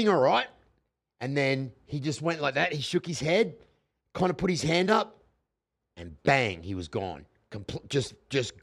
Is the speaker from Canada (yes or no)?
no; Australia